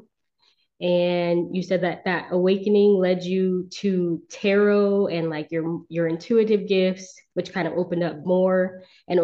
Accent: Southern California, United States; I'm from California. I've been in California for most of my life. I've moved, you know, every now and again, but for the most part, I've been from Southern California

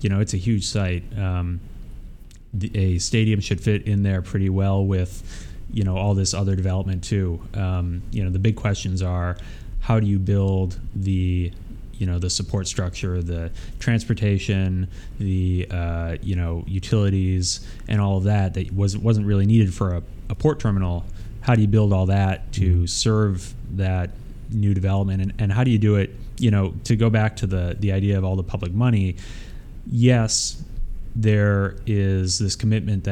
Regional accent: Detroit, Michigan, United States; moved away; I grew up in the Detroit area

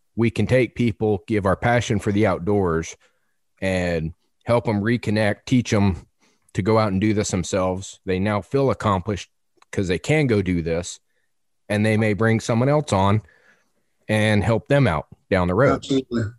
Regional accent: Arizona, United States; now in Front Royal, Virginia, United States; I grew up out west in Arizona

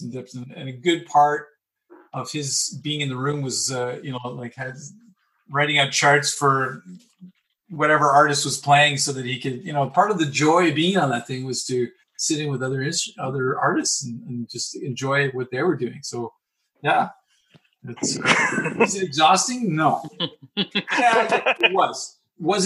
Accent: Ontario, Canada; this little kid who grew up in the suburbs

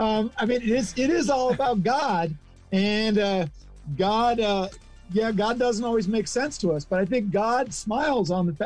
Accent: Midwest, United States; also born or lived in Northern California / Southern California; now in Philadelphia, United States; I spent a lot of time growing up in the Midwest, spent a lot of time in both Northern California and Southern California. Then we lived overseas for a while. And now I live outside of Philadelphia

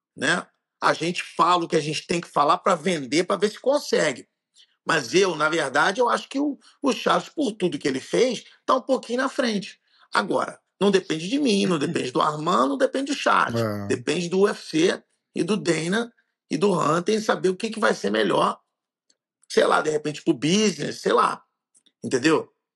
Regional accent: Rio de Janeiro, Brazil; eu sou carioca

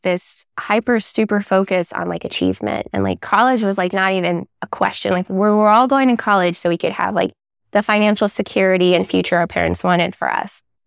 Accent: San Jose, California, United States; I was raised in Silicon Valley, white suburbia, working class parents

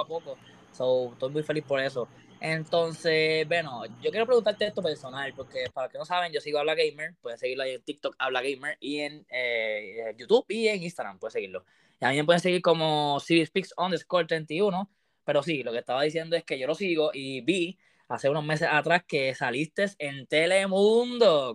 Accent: Puerto Rico; Tú eres de Puerto Rico, igual que yo

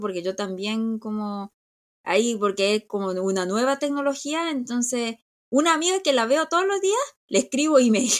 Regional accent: South Korea; nosotros somos muy coreanos, coreanos somos muy coreanos

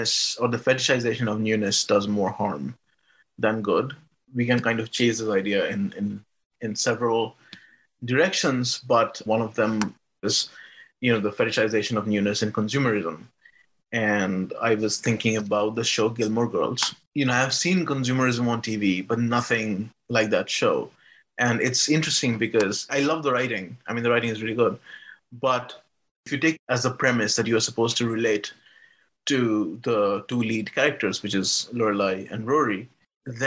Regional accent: India; I grew up in India

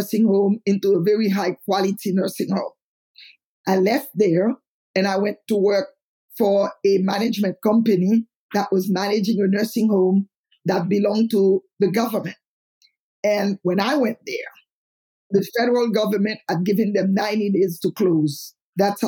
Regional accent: Haiti; moved away; I am from Haiti

